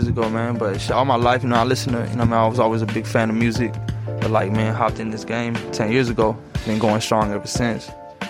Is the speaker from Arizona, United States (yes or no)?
yes; Phoenix, Arizona, United States; Oh yeah, I'm from the hood, bro. So right there on 67th and Little Buck, right there in 6900, where Santa Maria is a little hood, everyone knows, man.